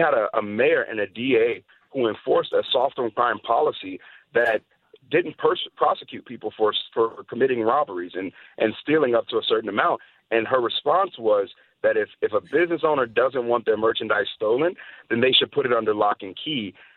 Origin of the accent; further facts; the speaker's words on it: Chicago, Illinois, United States; moved away; I'm born and raised in Chicago, specifically on the South Side